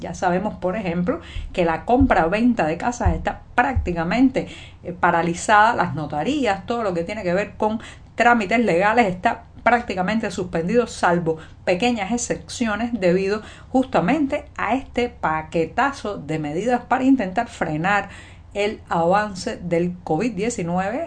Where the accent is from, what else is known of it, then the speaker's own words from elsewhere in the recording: Cuba; cubana, periodista, ciudadana